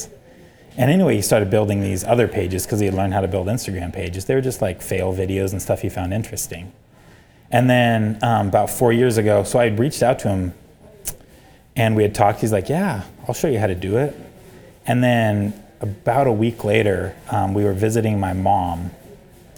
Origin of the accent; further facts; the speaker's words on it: Idaho, United States; I'm from Redneckville, Idaho. That's not its actual name